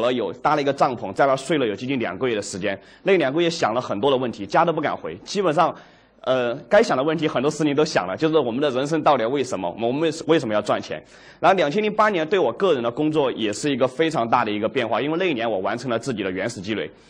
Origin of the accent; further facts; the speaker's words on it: Dujiangyan, Sichuan, China; also born or lived in Chengdu; 我的老家是独江堰